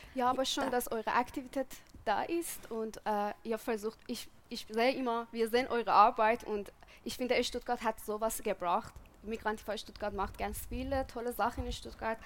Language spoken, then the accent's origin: German; Iran; German is a second language; moved away as an adult; now in Germany; ich bin im Iran geboren und aufgewachsen und bin seit sieben Jahren in Deutschland